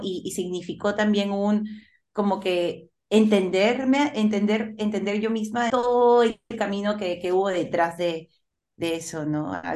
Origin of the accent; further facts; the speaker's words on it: Lima, Peru; yo nací en Lima, pero mi familia es de provincia, tanto mi mami como mi papi.